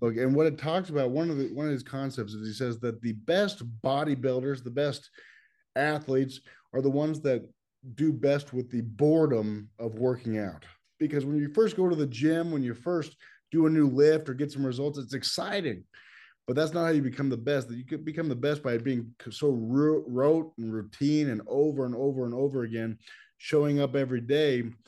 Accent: Los Angeles, California, United States; I grew up in Los Angeles

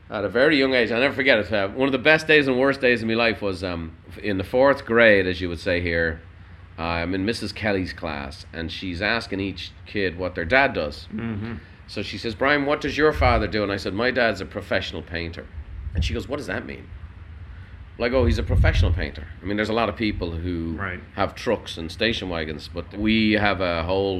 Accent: Dublin, Leinster, Ireland; moved away as an adult; now in United States; I grew up in Dublin. I was a city boy

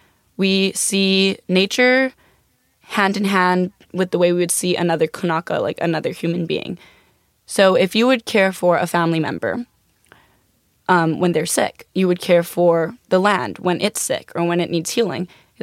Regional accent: Hawaii, United States; I think that as Indigenous people, as Polynesian people, as Hawaiian people, we are following in our kupuna's footsteps.

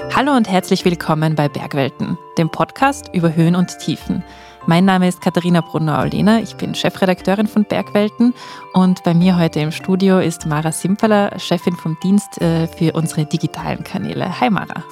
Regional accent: Seefeld in Tirol, Tyrol, Austria; ich komme aus, aus Seefeld in Tirol, da bin ich aufgewachsen

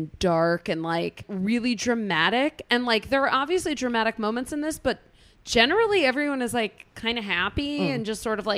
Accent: United States; I am an American

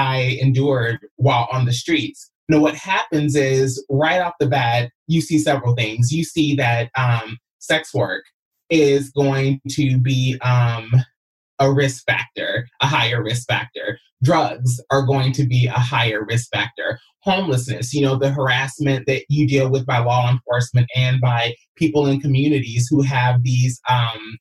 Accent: Kentucky, United States; moved away as an adult; also born or lived in Los Angeles; I came from Kentucky at 19 years old

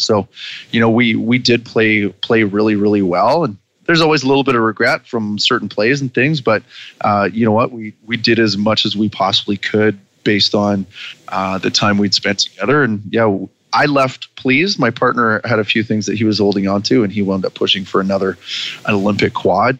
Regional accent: Vancouver Island, British Columbia, Canada; my hometown on Vancouver Island

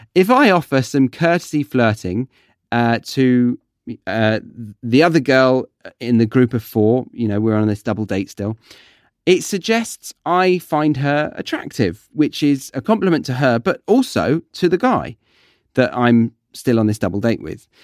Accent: United Kingdom; I'm just being British.

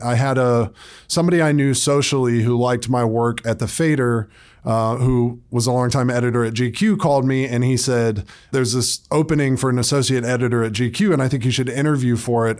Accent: Atlanta, Georgia, United States; moved away as an adult; now in New York City, United States; I grew up in Atlanta, Georgia, and then moved to New York City when I was eighteen

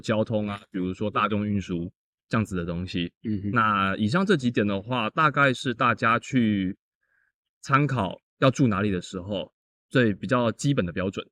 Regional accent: Taoyuan, Taiwan; moved away as an adult; also born or lived in Taipei; now in Pingtung, Taiwan; 我桃园人

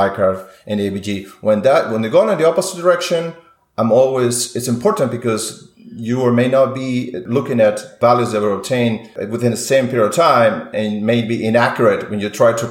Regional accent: Peru; moved away as an adult; now in United States; I'm an immigrant from Peru

